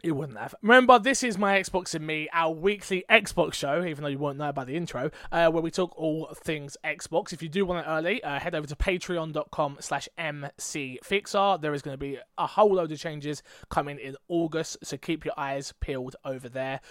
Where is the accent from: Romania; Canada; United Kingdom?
United Kingdom; England; I'm English.